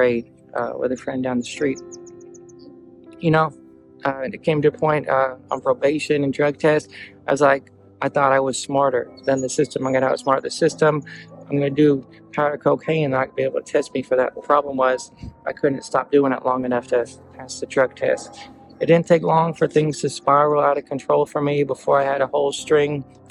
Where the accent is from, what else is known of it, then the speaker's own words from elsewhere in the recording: Eastern North Carolina, United States; I grew up in Eastern North Carolina